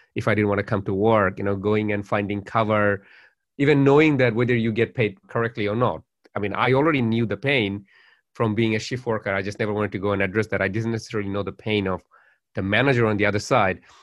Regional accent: Dhaka, Dhaka Division, Bangladesh; now in Australia; my life in Bangladesh was quite privileged as well

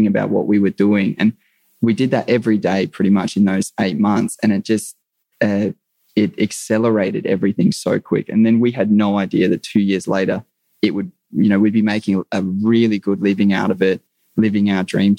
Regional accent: Australia; being an Aussie guy

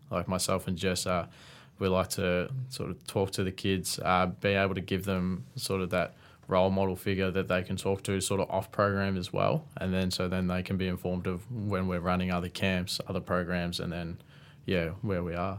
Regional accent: Tatura, Victoria, Australia; I'm originally from Tatura, which is a small country town just about twenty minutes out of Shepparton.

